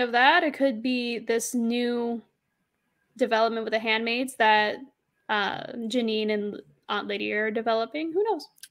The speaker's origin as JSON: {"language": "English", "region": "Arizona", "country": "United States", "said": "I'm from Arizona"}